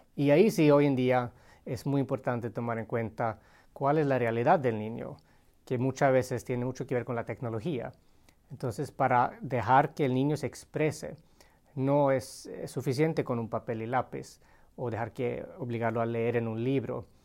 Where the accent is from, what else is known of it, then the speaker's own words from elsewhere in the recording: Sweden; moved away as an adult; also born or lived in Colombia; nací y crecí en Suecia con una mamá finlandesa